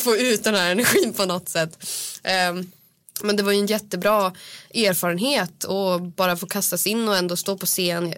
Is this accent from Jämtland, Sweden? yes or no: yes; Östersund, Jämtland, Sweden; moved away; jag är från Östersund